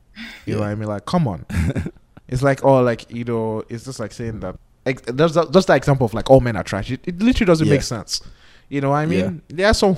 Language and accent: English; Nigeria; as Nigerian men, we love our women